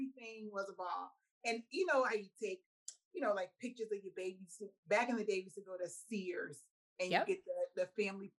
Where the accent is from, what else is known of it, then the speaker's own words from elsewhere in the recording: Boston, Massachusetts, United States; moved away; we are originally from Boston, Massachusetts. Well, in Brockton. He was born in Brockton. I'm Boston, he's Brockton